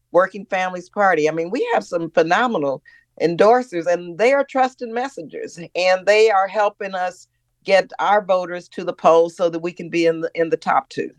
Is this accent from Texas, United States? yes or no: yes; El Paso, Texas, United States; now in California, United States; born and raised in El Paso, Texas, in an immigrant community